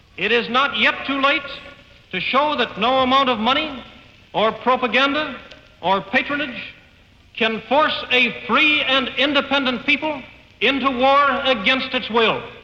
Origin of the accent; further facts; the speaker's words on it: Atlanta, Georgia, United States; now in Washington, United States; my parents are New Yorkers, um, but, uh, they moved to Atlanta when I was just two years old. I really do think of myself as an Atlantan